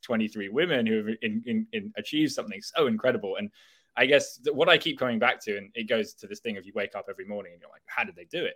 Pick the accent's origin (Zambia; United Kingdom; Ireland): United Kingdom; England; as an English person